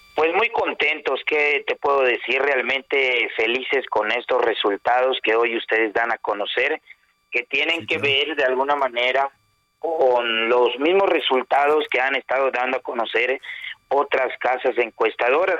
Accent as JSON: {"language": "Spanish", "region": "Yucatán", "country": "Mexico", "said": "nosotros como yucatecos"}